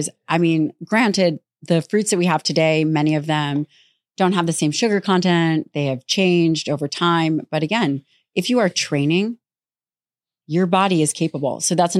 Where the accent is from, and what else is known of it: Las Vegas, Nevada, United States